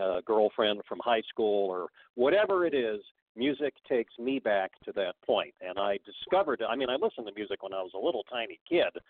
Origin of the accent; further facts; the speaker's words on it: Bay Area, California, United States; I grew up in the Bay Area